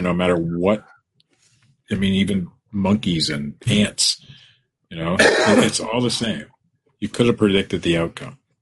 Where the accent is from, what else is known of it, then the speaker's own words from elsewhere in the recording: Ohio, United States; I'm from Ohio. That's how we speak.